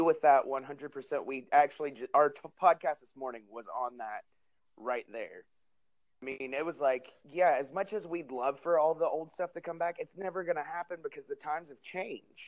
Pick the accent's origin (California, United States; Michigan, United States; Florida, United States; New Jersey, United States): New Jersey, United States; moved away; also born or lived in Arkansas; I grew up in New Jersey, so I watched a lot of ECW